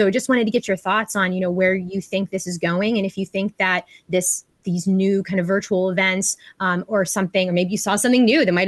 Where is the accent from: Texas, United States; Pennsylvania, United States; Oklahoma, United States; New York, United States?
Pennsylvania, United States; Pittsburgh; being that I'm from Pittsburgh, that was a much shorter travel for me to come to the East Coast event.